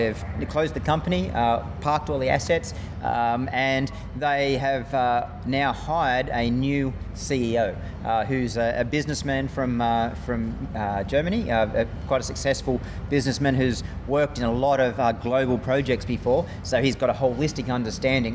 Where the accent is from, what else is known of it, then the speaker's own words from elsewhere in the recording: Australia; being an Australian again